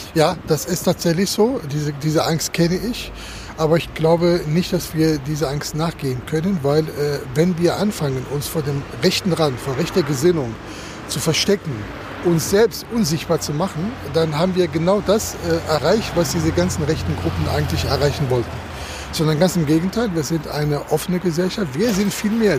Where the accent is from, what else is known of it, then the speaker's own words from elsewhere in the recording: Germany; wir, glaube ich, als Deutsche